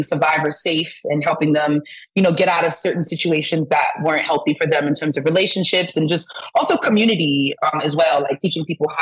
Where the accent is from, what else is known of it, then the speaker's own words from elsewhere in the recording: New York City, New York, United States; moved away as an adult; now in Atlanta, United States; I'm originally from Brooklyn, East New York to be specific.